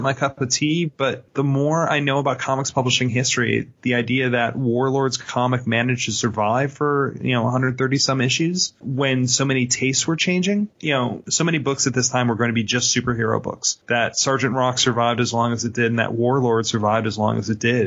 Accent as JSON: {"language": "English", "country": "Ireland", "said": "I'm an Irishman."}